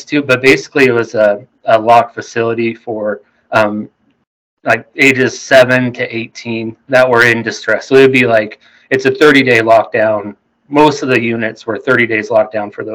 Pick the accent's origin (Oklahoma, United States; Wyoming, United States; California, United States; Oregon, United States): Wyoming, United States; moved away as an adult; now in Wichita, United States; I grew up in Wyoming